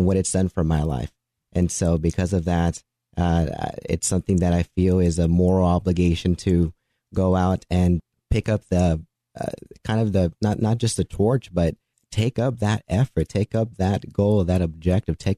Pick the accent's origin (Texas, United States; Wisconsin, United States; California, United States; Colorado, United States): Texas, United States; Dallas; I grew up in the Dallas area